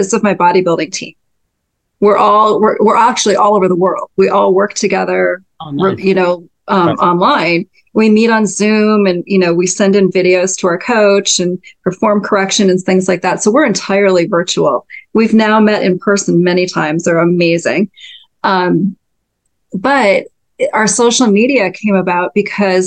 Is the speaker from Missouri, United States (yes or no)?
no; North Dakota, United States; moved away; I'm from North Dakota originally, and grew up in a very kind of Scandinavian farming community